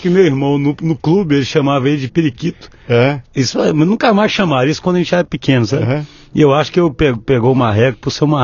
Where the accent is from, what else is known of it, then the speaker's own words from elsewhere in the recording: Belo Horizonte, Minas Gerais, Brazil; Nasci em, em Belo Horizonte mesmo, sim.